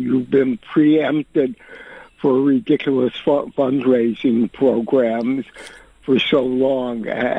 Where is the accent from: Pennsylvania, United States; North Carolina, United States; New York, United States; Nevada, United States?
New York, United States; New York City; also born or lived in Pittsburgh; I'm from Williamsburg.